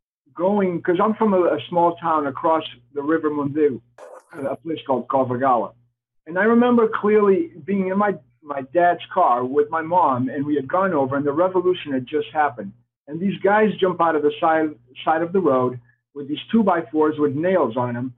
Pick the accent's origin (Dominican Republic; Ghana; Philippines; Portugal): Portugal; born there; Obviously, my first name cannot be Peter if I was born in Portugal.